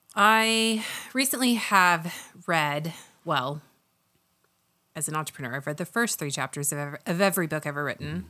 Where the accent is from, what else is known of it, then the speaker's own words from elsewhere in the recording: Oklahoma, United States; I'm from Oklahoma